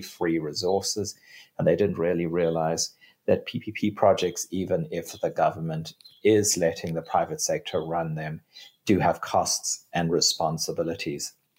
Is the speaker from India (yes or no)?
no; South Africa; my home country of South Africa